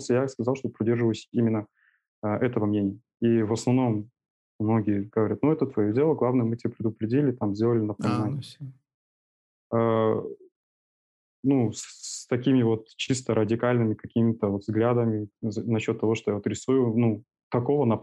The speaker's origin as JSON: {"language": "Russian", "region": "Almaty", "country": "Kazakhstan", "tie": "born or raised there", "said": "Я а, коренной алматинец"}